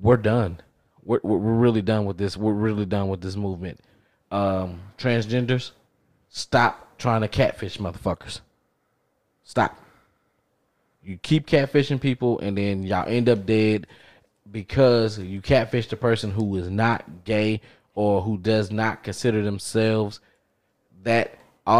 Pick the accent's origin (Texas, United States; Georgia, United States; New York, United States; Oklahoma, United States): Texas, United States; I grew up in Texas